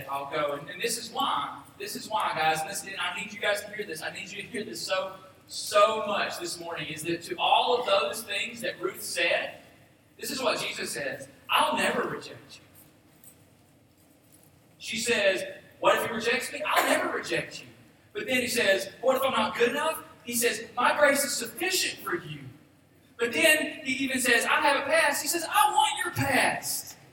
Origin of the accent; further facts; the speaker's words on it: Boaz, Alabama, United States; I'm from Boaz, Alabama